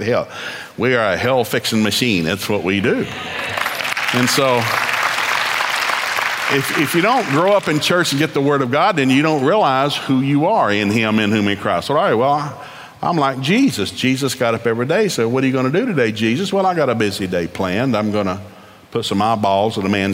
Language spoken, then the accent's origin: English; Oklahoma, United States; also born or lived in East Tennessee; being an Okie